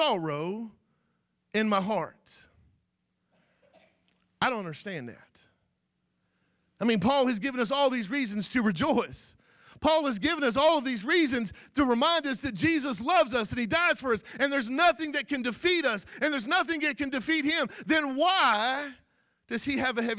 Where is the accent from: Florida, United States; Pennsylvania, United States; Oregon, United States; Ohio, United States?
Florida, United States; I'm not from Arkansas, and I'm not from Louisiana. I'm just an old cracker from Florida